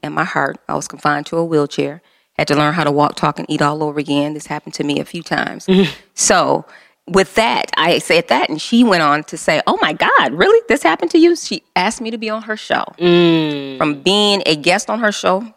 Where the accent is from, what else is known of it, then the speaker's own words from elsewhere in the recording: Detroit, Michigan, United States; born and raised in Detroit